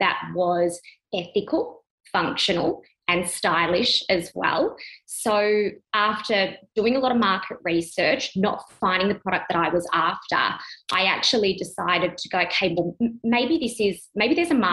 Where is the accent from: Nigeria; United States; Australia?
Australia; Melbourne, Victoria; moved away as an adult; now in Sydney, Australia; I'm from Sydney, Australia, originally born in Melbourne. Have been living in Sydney for the last 5 years.